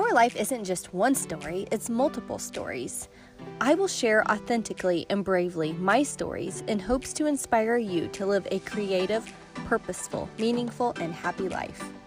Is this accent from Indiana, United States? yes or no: yes; Indiana, United States; we're from Indiana.